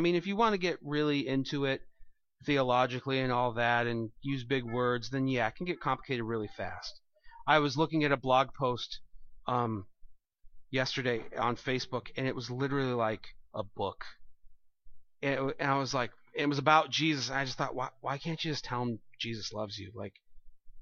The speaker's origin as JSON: {"language": "English", "country": "United States", "said": "I'm an American"}